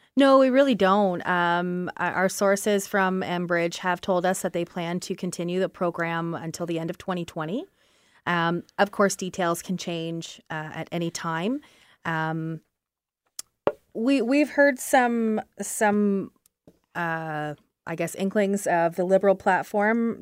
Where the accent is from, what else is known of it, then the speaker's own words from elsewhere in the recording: Brantford, Ontario, Canada; I come from Brantford